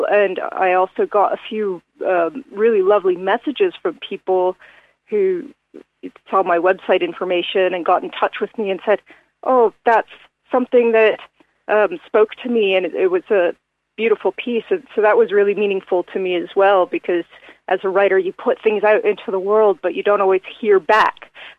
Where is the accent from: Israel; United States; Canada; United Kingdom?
Canada; because I came from Canada, where I sustained my roller derby injury. I also grew up in the ice hockey community.